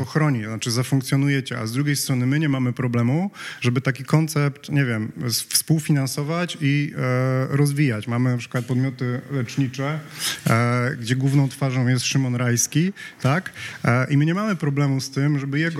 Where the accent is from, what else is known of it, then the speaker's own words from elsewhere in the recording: Poland; jesteśmy z Polski